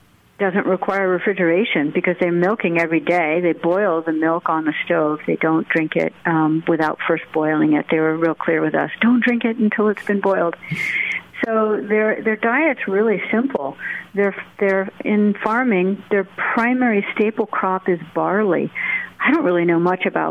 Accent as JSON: {"language": "English", "country": "United States", "said": "for me as an American"}